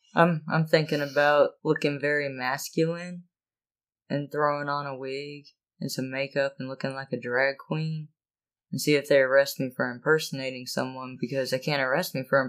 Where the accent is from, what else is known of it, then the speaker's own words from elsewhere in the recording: the South, United States; We from the South.